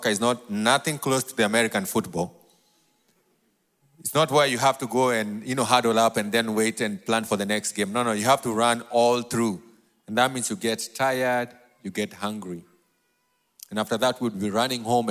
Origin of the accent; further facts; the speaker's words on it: Nairobi, Kenya; accent: New York; I was born and raised in a place called Mathare, all the way in Nairobi, Kenya.